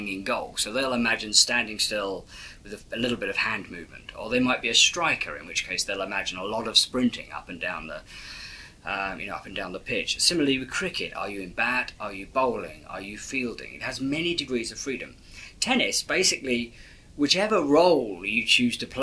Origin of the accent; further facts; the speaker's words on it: England, United Kingdom; being English